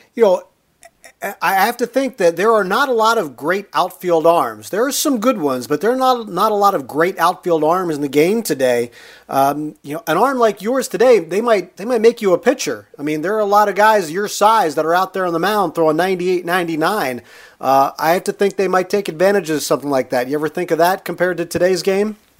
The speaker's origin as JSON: {"language": "English", "town": "Harrisburg", "region": "Pennsylvania", "country": "United States", "tie": "born or raised there", "said": "I grew up in the Harrisburg area"}